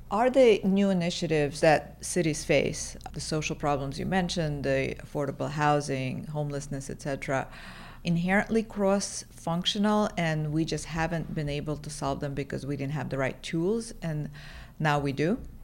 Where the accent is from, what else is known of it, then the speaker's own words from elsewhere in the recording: New York City, New York, United States; now in Los Angeles, United States; I come from New York City